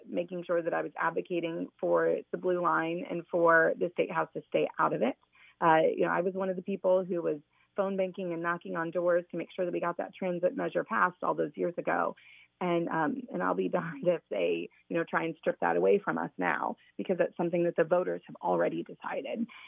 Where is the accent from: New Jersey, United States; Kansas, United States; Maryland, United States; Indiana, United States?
Indiana, United States; Fort Wayne; also born or lived in Columbus, Indiana / Martinsville, Indiana; I grew up in Fort Wayne